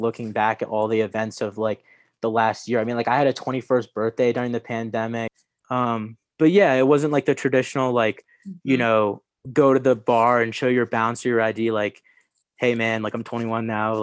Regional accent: Columbus, Ohio, United States; moved away; I grew up in Columbus

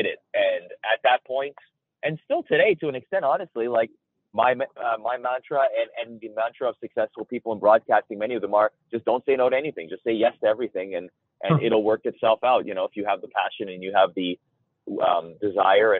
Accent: Toronto, Ontario, Canada; I grew up in Toronto

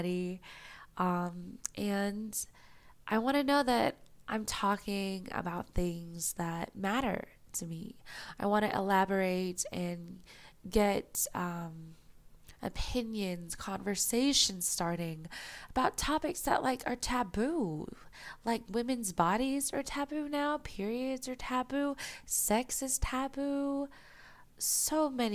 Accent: United States; I'm an Asian American girl who grew up in America

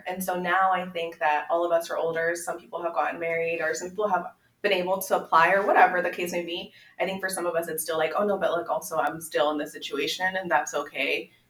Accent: Federal Way, Washington, United States; also born or lived in Aguascalientes, Mexico / Los Angeles; I grew up here in Federal Way.

